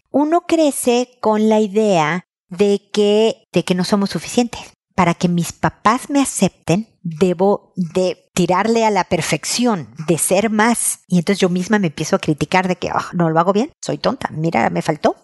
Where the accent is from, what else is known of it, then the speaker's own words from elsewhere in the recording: Mexico; accent: Mexican; te lo estoy diciendo en mexicano